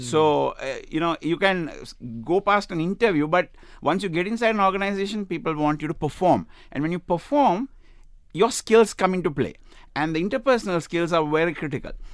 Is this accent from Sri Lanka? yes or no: yes; Sri Lanka; now in United Arab Emirates; I come from Sri Lanka